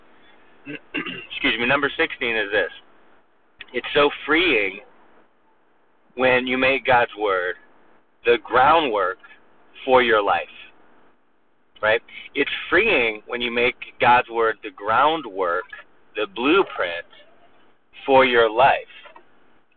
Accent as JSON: {"language": "English", "region": "Southern California", "country": "United States", "moved": "as an adult", "lives_now": "Mobile, United States", "said": "I was from Southern California, the West Coast"}